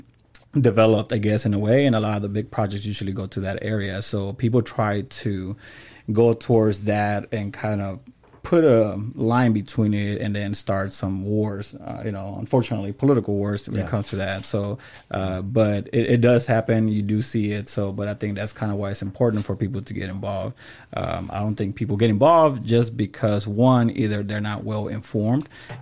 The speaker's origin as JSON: {"language": "English", "town": "Dallas", "region": "Texas", "country": "United States", "said": "Shout out to Oak Cliff. I'm from Oak Cliff. I live in Holland Hills."}